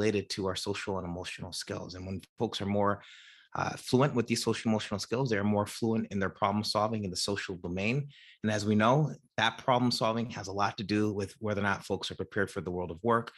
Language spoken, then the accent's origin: English; New Jersey, United States; I am from New Jersey originally, and I am from New Jersey today. I live in the same town I grew up in, New Jersey